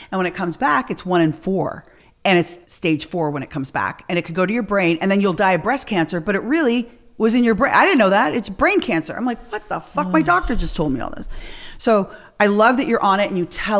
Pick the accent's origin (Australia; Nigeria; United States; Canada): Canada; moved away; I'm from Canada